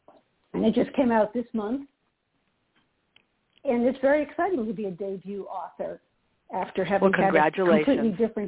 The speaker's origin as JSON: {"language": "English", "town": "Boston", "region": "Massachusetts", "country": "United States", "tie": "born there", "said": "I was born in Boston, and that's where I live, right in the city of Boston."}